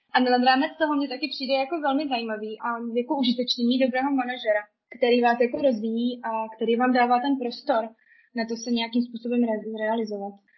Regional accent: Czechia; now in Germany; jsem vlastně Češka

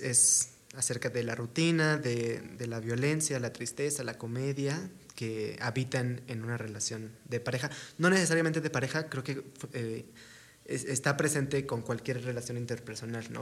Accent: Torreón, Coahuila, Mexico; somos de, de Torreón

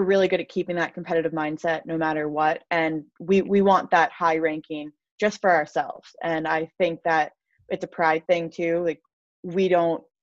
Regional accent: New York, United States; I am from New York, so I should be a Giants or Jets fan

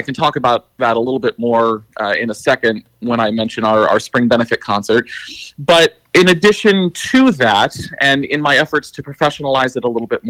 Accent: Michigan, United States; I went out to Vermont for the first time ever to New England, actually. I grew up in Michigan.

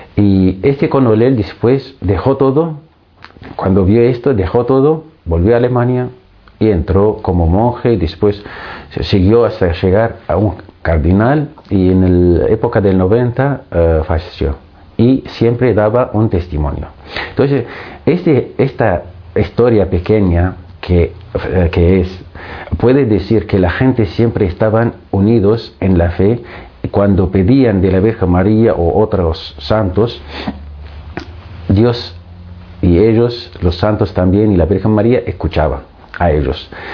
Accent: Syria; Spanish is a second language; moved away as an adult; also born or lived in Greece / Argentina; now in Madrid, Spain; nacido en Siria, estudiando en Siria, estudié en Siria

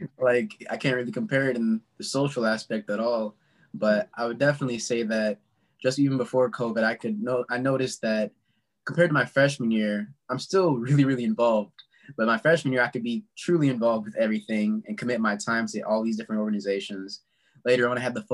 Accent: St. Louis, Missouri, United States; I'm from St. Louis, born and raised for the most part. You know, moved around a lot

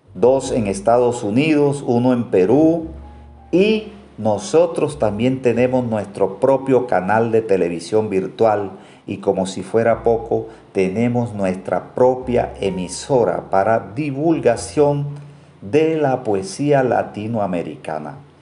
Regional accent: Colombia; aquí en mi país, en Colombia.

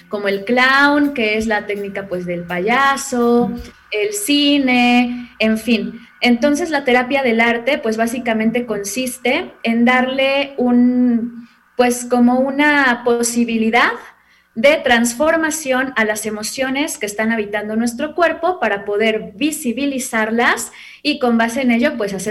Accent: Puebla, Mexico; Yo soy poblana y pues actualmente radico también aquí en la ciudad de Puebla.

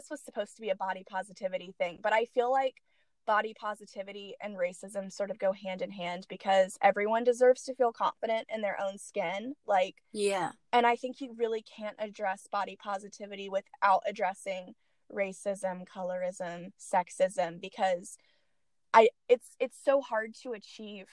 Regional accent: the American South, United States; I grew up in the American South

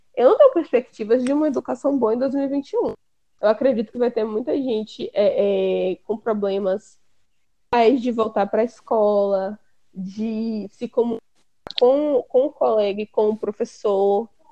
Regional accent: Brazil; aqui a gente tem a mania como brasileiro de falar, de passar para frente

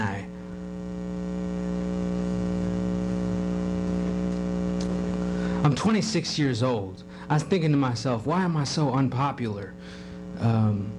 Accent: Kenosha, Wisconsin, United States; I'm in my hometown, and I don't see anybody anymore. So I was driving around. I noticed, you know, Kenosha

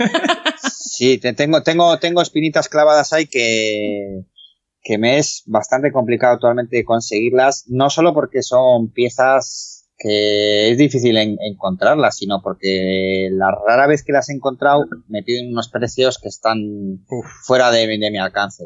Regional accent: Spain; nací aquí en España

